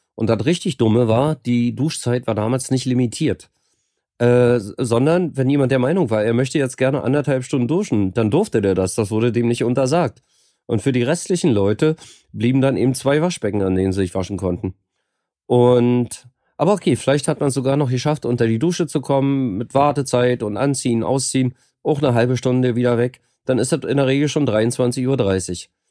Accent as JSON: {"language": "German", "region": "Berlin", "country": "Germany", "also_born_or_lived": "Rotenburg (Wümme) / Cologne / Sweden / Gran Canaria, Spain", "moved": "as an adult", "said": "bin eigentlich Berliner, hab, war aber 15 Jahre nicht in Berlin"}